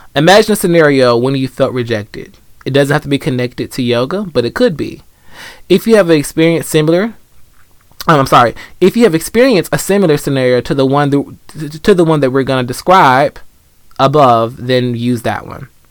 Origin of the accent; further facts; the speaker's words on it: Atlanta, Georgia, United States; I grew up in Atlanta